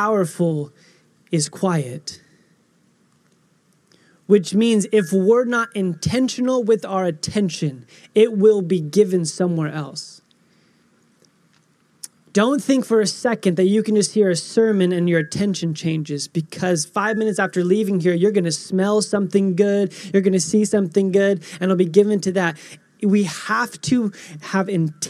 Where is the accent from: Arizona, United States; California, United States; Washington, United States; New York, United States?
Arizona, United States; Phoenix; I was born in Phoenix